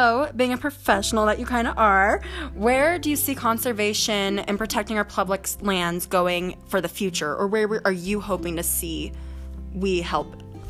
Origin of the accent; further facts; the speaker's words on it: Colorado, United States; I'm from Colorado